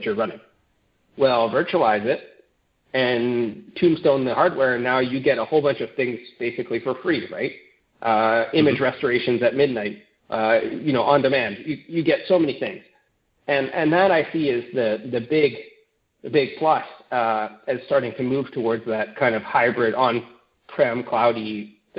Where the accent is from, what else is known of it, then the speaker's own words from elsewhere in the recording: Canada; as a Canadian